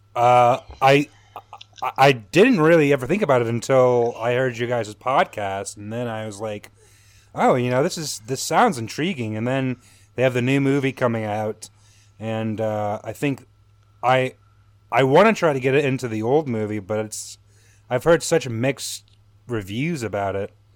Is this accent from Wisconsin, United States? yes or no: no; New Orleans, Louisiana, United States; moved away as an adult; now in Chicago, United States; I'm originally from Louisiana. I'm from New Orleans